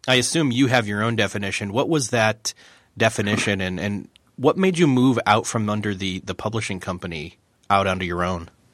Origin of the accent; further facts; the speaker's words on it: New York, United States; accent: flat, un-American, bland accent from America; moved away; I grew up in New York, state of New York